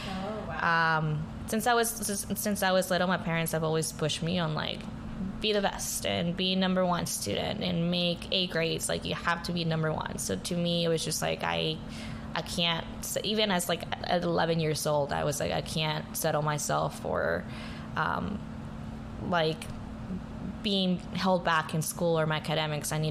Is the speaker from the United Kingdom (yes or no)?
no; New Braunfels, Texas, United States; also born or lived in San Luis Potosí, Mexico; I was born in Mexico in uh, San Luis Potosi, central Mexico, um, and moved to the States whenever I was 11. So going into 15 years of li- living here in the United States, um, I grew up in a small town um, in New Braunfels.